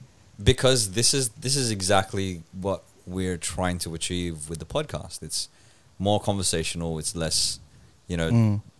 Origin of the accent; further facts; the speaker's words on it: Philippines; my Filipino nature